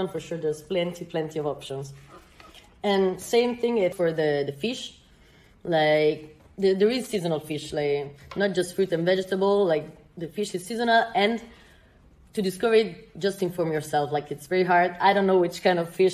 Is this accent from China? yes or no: no; Italy; now in Portugal; I'm from Italy